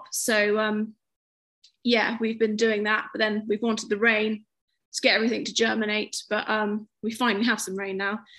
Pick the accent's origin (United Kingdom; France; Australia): United Kingdom; Obviously, it's being British, but it is so important, isn't it, to farmers